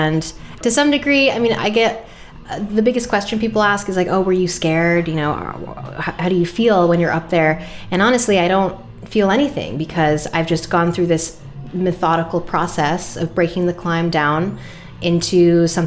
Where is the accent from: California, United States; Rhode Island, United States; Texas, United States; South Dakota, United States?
Rhode Island, United States; I grew up in Rhode Island